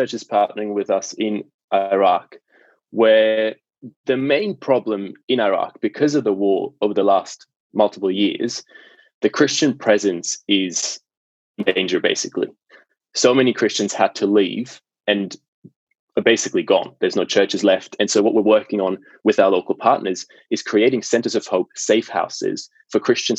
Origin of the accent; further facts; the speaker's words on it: Basel, Basel-Stadt, Switzerland; English is a second language; moved away as an adult; now in Australia; I was born in Basel in Switzerland, in the beginning.